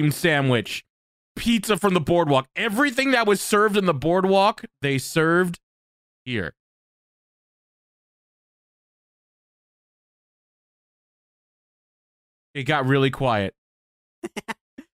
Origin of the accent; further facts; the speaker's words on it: New Jersey, United States; we're all Jersey natives. We all were born and raised in New Jersey